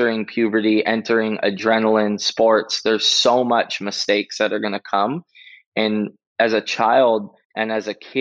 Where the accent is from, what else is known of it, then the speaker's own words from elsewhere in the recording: Oahu, Hawaii, United States; also born or lived in Maui; I moved to Oahu from Maui when I was 8 years old with my mom